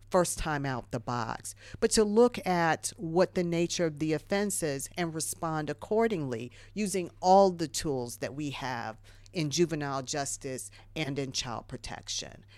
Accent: Ohio, United States; moved away; I'm from Ohio originally.

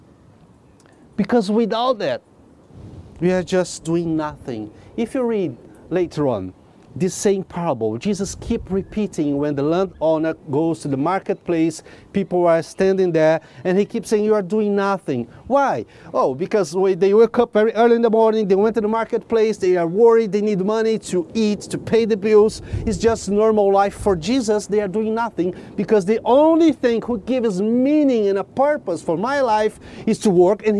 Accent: Brazil; now in England; I came from Brazil.

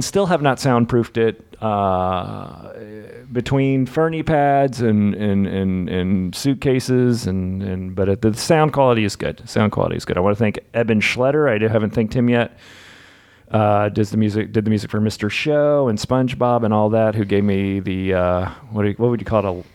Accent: New Jersey, United States; also born or lived in Memphis; I moved to New Jersey when I was two

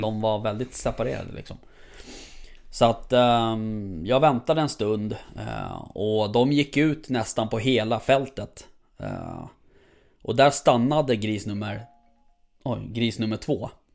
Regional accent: Stockholm, Stockholm County, Sweden; jag som stockholmare

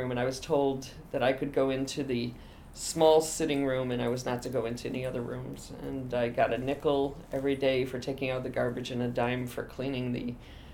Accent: Boonville, New York, United States; also born or lived in Endicott, New York / Lyons Falls, New York / Syracuse, New York; I grew up in Boonville, New York.

